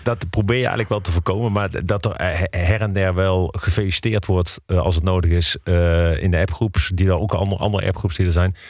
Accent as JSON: {"language": "Dutch", "town": "Eindhoven", "region": "North Brabant", "country": "Netherlands", "tie": "born or raised there", "also_born_or_lived": "Nijmegen / Heerlen", "moved": "yes", "lives_now": "Breda, Netherlands", "said": "Ik ben geboren en getogen in Eindhoven"}